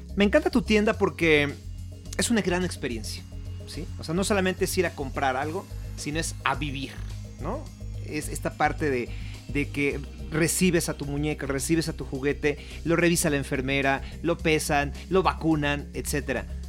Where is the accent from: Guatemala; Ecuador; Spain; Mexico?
Mexico; orgullo como mexicano